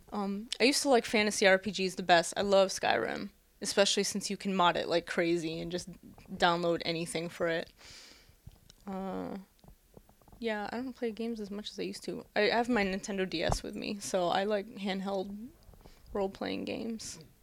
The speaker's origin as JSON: {"language": "English", "country": "United States", "moved": "as an adult", "lives_now": "Japan", "said": "me being my American self"}